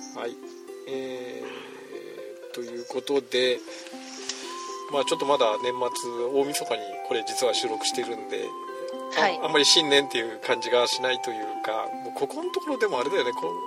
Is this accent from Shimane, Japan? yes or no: yes; Izumo, Shimane, Japan; moved away; 出雲出身